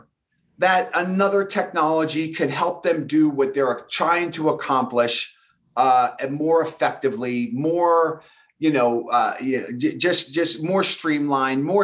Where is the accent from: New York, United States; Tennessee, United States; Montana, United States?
New York, United States; Long Island; accent: thick New York; I had this thick New York accent. I'm from New York and I grew up in a middle-class neighborhood. And, you know, we were Long Island proud